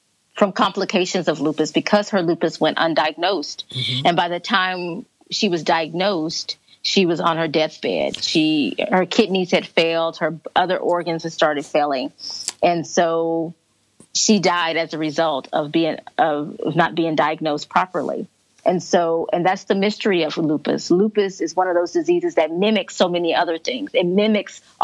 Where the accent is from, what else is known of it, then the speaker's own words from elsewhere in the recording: Corpus Christi, Texas, United States; we walked here in Corpus Christi this year. So we walked here in my hometown this year